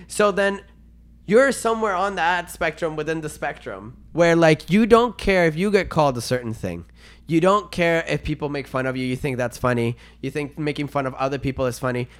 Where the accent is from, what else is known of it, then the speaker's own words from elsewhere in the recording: Venezuela; English is a second language; now in Canada; I was born and raised in Venezuela